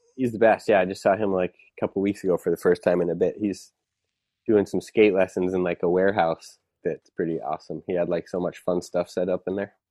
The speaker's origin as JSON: {"language": "English", "town": "Waltham", "region": "Massachusetts", "country": "United States", "tie": "born or raised there", "also_born_or_lived": "Southborough, Massachusetts", "said": "that's where I lived till I was ten. Um, and then I moved"}